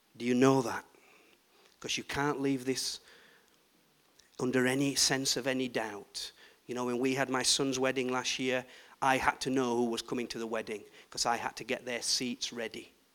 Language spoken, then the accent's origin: English; Yorkshire and the Humber, United Kingdom; I'm from Yorkshire